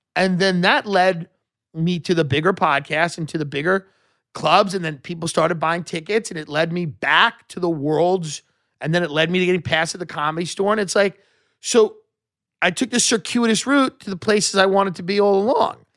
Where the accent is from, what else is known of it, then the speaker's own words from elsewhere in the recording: Long Island, New York, United States; the boomers that I grew up with on Long Island